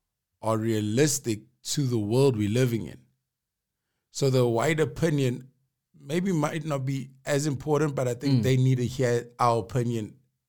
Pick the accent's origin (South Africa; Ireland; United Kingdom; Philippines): South Africa; Durban, KwaZulu-Natal; now in Johannesburg, South Africa; Growing up in Durban and going to Zululand